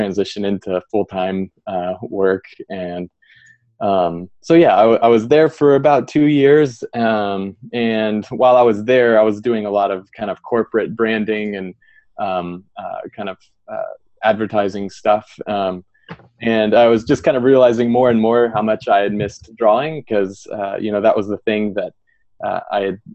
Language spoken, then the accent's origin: English; Pryor, Oklahoma, United States; I grew up in Oklahoma in a little small town called Pryor